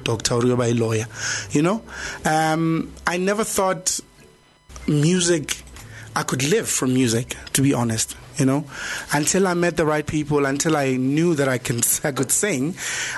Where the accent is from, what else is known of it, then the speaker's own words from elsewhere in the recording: Soshanguve, Gauteng, South Africa; I was a boy from Soshanguve